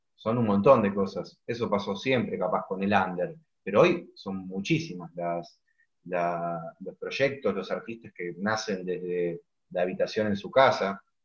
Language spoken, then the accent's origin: Spanish; Argentina; siendo argentinos